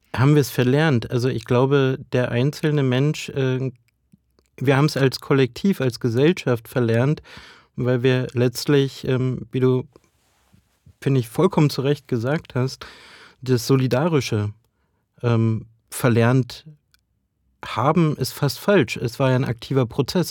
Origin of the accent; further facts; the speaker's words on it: Brandenburg, Germany; ich komme ja aus Ostdeutschland, aus Brandenburg